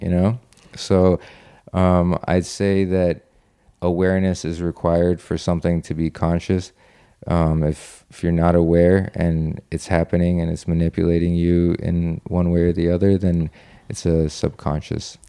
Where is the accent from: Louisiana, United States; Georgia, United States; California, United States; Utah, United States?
California, United States; Los Angeles; I'm from Los Angeles